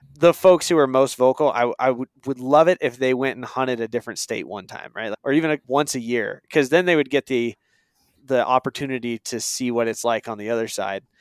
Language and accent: English; Eastern Oregon, United States; moved away; I moved away from Eastern Oregon where I grew up